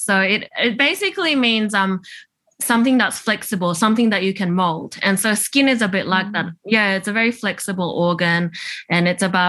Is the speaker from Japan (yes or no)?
yes; Tokyo, Japan; born there; I was born in Tokyo, which is where my mum's from.